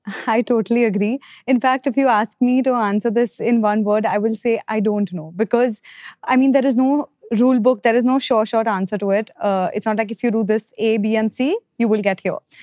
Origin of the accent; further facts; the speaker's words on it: Mumbai, Maharashtra, India; I'm from Bombay